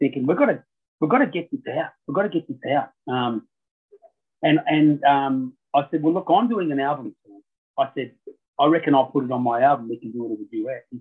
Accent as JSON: {"language": "English", "town": "Ulladulla", "region": "New South Wales", "country": "Australia", "tie": "born or raised there", "said": "I'm from Ulladulla and I grew up down near Lake Conjola"}